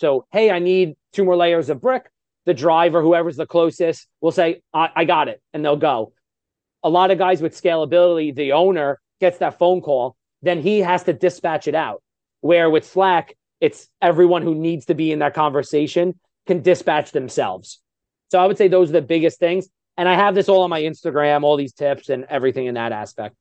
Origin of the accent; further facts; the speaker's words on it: New York, United States; I'm from New York, so I speak really, really fast